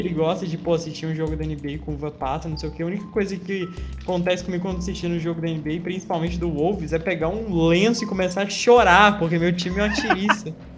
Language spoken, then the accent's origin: Portuguese; Juiz de Fora, Minas Gerais, Brazil; now in São João del Rei, Brazil; Eu nasci em Juiz de Fora, que é também é sul de Minas